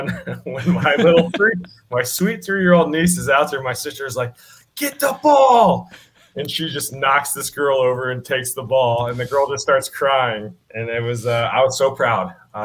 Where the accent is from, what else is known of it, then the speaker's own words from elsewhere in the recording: Nashville, Tennessee, United States; I grew up in Nashville.